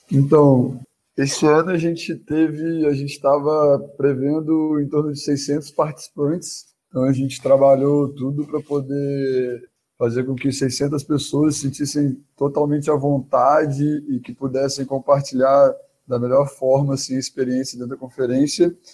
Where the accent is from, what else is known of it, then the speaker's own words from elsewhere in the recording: Espírito Santo, Brazil; now in Belo Horizonte, Brazil; eu moro em Belo Horizonte atualmente, mas sou lá do Espírito Santo